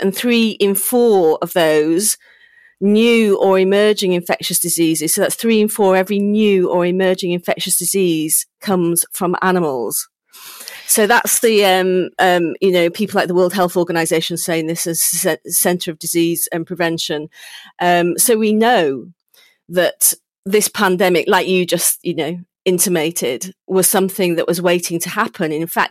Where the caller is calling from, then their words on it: Chepstow, Wales, United Kingdom; I'm from my home in Chepstow.